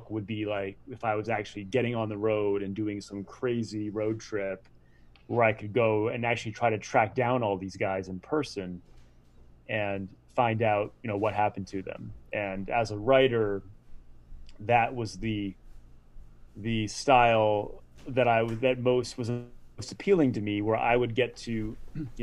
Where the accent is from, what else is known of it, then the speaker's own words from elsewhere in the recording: Rhode Island, United States; I grew up in Rhode Island